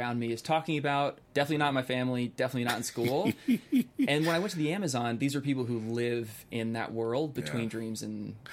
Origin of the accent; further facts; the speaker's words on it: Bay Area, California, United States; I grew up in the Bay Area. I grew up in a nice suburb.